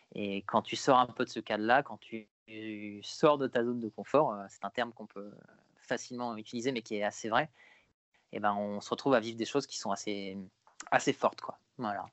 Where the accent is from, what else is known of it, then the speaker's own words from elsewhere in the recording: Paris region, Île-de-France, France; j'ai grandi en région parisienne